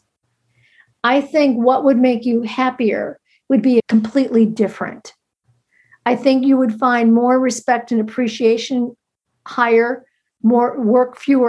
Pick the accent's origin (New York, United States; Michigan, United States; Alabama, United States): New York, United States; New York City; being a New Yorker